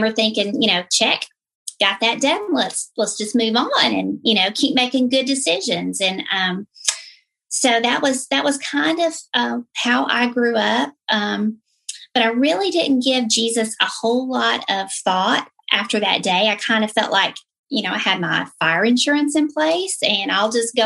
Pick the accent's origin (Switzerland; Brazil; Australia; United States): United States; the South; I was raised in the South. You know, as soon as I open my mouth, most of you will know that's where I came from